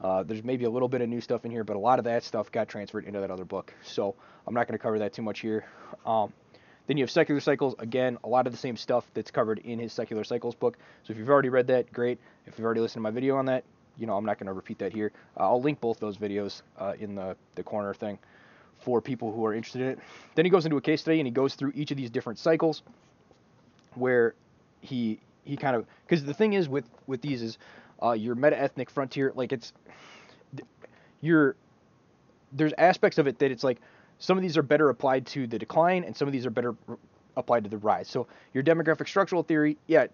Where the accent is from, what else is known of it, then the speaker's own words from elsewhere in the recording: United States; as an American